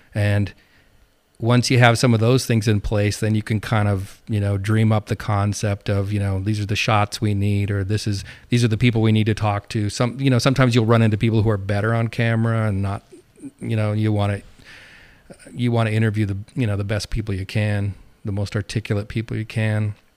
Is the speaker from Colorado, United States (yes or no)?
no; Montana, United States; moved away as an adult; also born or lived in New Jersey; now in Medford, Oregon, United States; I grew up in Montana